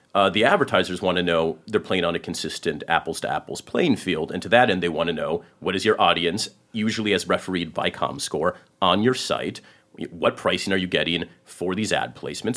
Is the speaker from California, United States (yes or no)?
yes; Silicon Valley, California, United States; I grew up in Silicon Valley